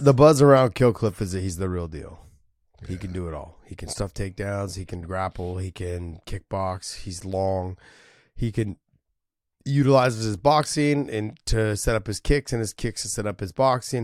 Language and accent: English; San Jose, California, United States; San Jose, my hometown